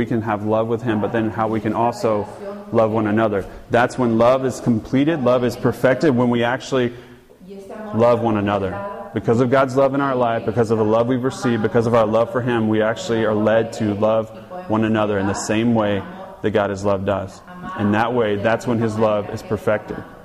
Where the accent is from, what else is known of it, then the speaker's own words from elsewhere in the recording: Georgia, United States; I'm from Georgia